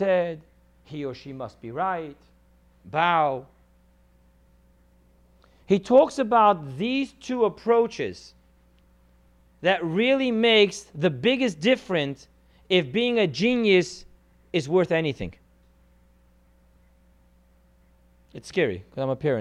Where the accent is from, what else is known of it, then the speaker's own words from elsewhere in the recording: California, United States; growing up in California